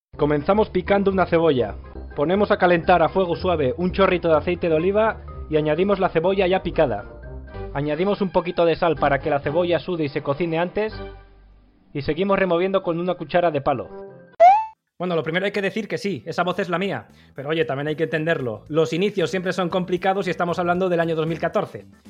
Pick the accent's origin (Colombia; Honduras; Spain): Spain; Basque Country; yo que soy vasco